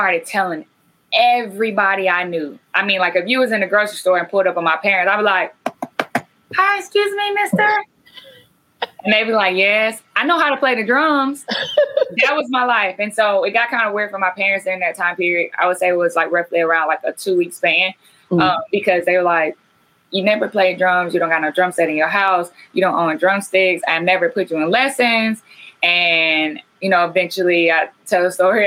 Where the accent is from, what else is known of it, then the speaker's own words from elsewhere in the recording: Carrollton, Georgia, United States; where I grew up at in Carrollton, Georgia, at Mount Zion Baptist